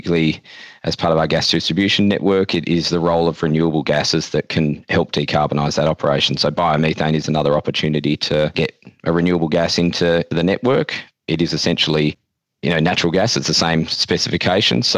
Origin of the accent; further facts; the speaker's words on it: Western Australia, Australia; as a West Australian and as an Australian